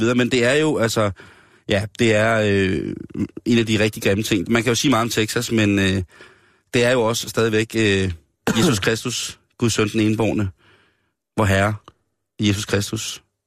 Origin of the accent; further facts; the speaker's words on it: Denmark; jeg er dansker